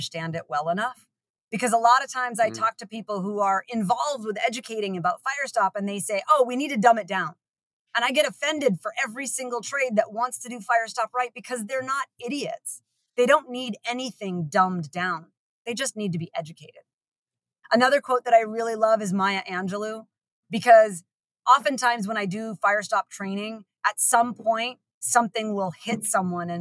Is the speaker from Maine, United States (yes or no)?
yes; Maine, United States; moved away; I'm from Maine originally